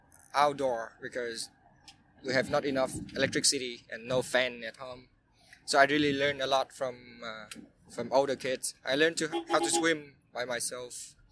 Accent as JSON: {"language": "English", "town": "Chợ Gạo", "region": "Tiền Giang", "country": "Vietnam", "tie": "born or raised there", "second_language": "English", "said": "I grew up in a small town called Chợ Gạo. In our language, mean rice market."}